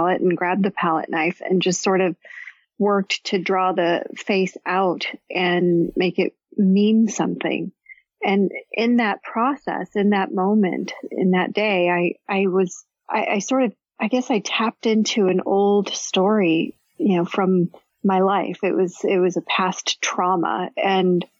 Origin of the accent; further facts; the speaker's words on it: Chicago, Illinois, United States; I grew up in Chicago.